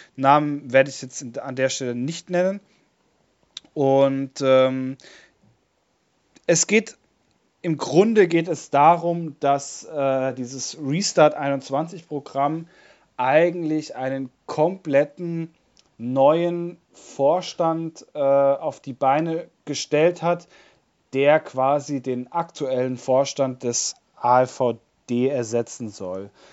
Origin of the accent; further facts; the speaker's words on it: Bavaria, Germany; bei uns in Bayern